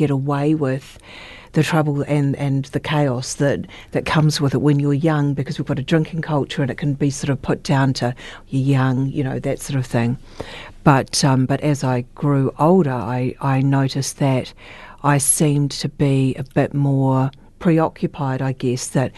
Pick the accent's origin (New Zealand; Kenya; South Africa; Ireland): New Zealand; Christchurch, Canterbury; I was born and raised in Christchurch. I've only had very short times away from Christchurch